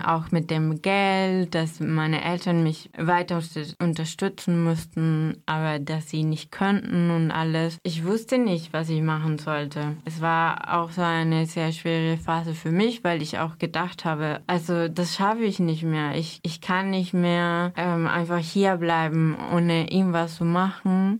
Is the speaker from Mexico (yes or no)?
yes; Mexico; German is a second language; moved away as an adult; now in Germany; Ich komme aus Mexiko und bin seit sechs Jahren in Deutschland